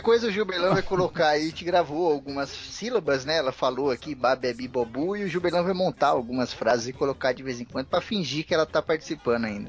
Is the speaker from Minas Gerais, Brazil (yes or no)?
no; Osasco, São Paulo, Brazil; Eu sou daqui de São Paulo e muitos amigos meus são daqui também. Eu cresci em Osasco